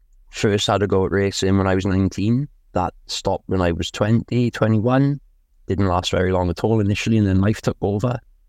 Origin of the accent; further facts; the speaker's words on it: Wales, United Kingdom; I'm 38 from Abervale in South Wales.